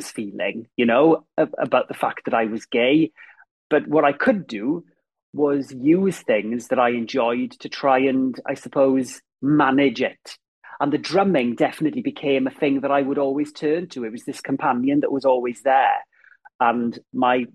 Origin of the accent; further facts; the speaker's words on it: Ammanford, Wales, United Kingdom; moved away; growing up in Ammanford, and I had a very happy childhood